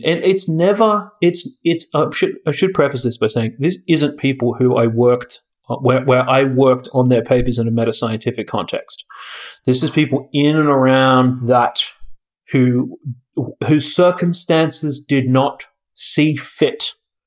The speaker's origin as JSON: {"language": "English", "country": "Australia", "tie": "born or raised there", "moved": "as an adult"}